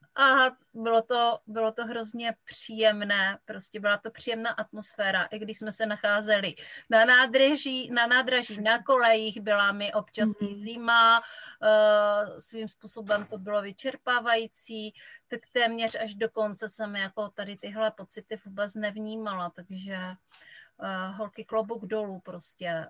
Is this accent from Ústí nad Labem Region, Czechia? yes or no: no; Kuchelná, Moravian-Silesian Region, Czechia; accent: short vowels (local Silesian/Moravian speech); já pocházím z Kuchelné, což je vesnice úplně u polských hranic